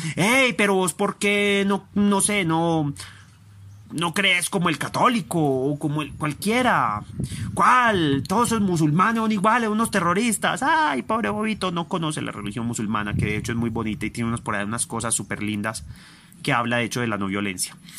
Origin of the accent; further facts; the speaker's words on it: Envigado, Antioquia, Colombia; Yo soy aquel de Envigado. Yo soy aquel de Colombia.